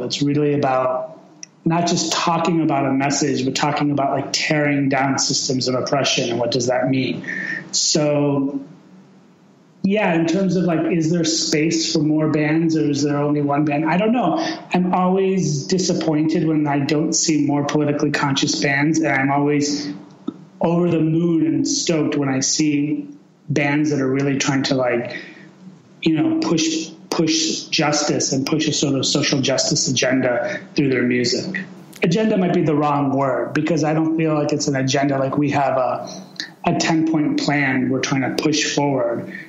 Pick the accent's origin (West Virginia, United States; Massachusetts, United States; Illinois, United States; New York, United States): Illinois, United States; Chicago; also born or lived in Iran; I was born in 1975 in Chicago. And, um, you know, I, and I was basically raised in Chicago